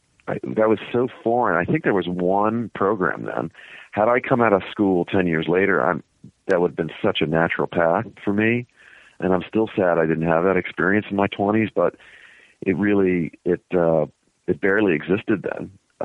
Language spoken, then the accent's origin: English; Cincinnati, Ohio, United States; Grew up in Cincinnati in the suburbs.